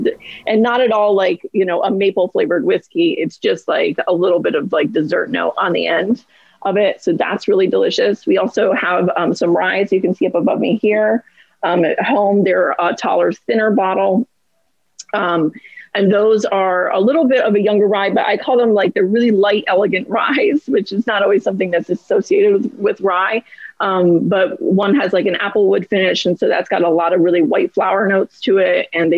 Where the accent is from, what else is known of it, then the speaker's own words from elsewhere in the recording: New York, United States; I'm from the Finger Lakes.